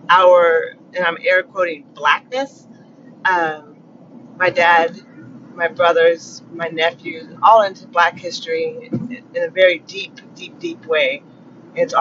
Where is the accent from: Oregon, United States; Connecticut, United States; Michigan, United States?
Oregon, United States; Eugene; I'm from Eugene.